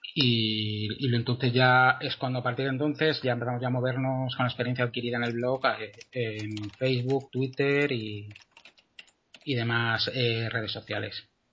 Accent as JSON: {"language": "Spanish", "town": "Madrid", "region": "Community of Madrid", "country": "Spain", "said": "soy arquitecto de, de Madrid"}